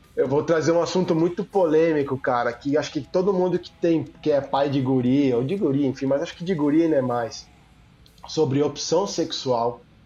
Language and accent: Portuguese; São Paulo, Brazil; now in Rio Grande do Sul, Brazil; Hoje eu moro no Rio Grande do Sul, mas eu sou paulista.